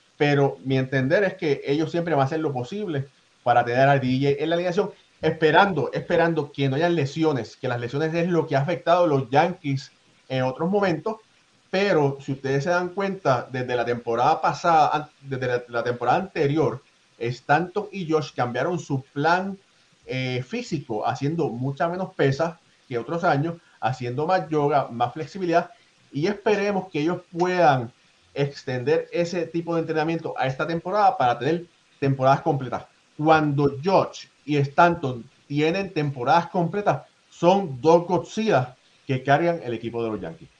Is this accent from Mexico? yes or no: no; Puerto Rico; yo soy nacido en Puerto Rico, pero hecho con Cuban Parts, como dicen